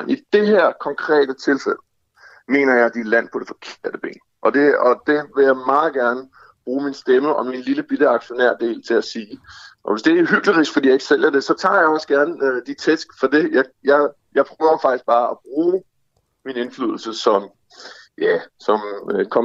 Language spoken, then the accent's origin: Danish; Denmark; Både som dansker og som aktionær i virksomheden.